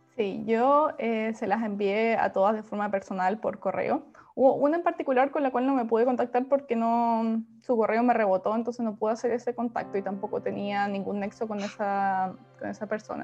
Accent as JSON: {"language": "Spanish", "town": "Puerto Montt", "region": "Los Lagos", "country": "Chile", "moved": "as an adult", "lives_now": "Santiago, Chile", "said": "Soy del sur, soy de Puerto Montt, llevo dos años viviendo en Santiago"}